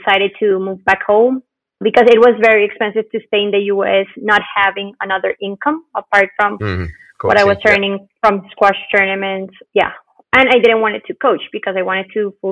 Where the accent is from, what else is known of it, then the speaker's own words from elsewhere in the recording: Bogota, Colombia; moved away as an adult; also born or lived in Cali, Colombia / Hartford, Connecticut, United States / Cape Town, South Africa; I was born in Bogota